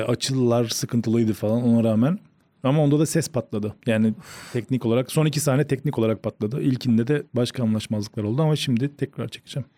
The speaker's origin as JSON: {"language": "Turkish", "region": "Rize Province", "country": "Turkey", "tie": "born or raised there", "said": "Rize'de doğup büyüyünce"}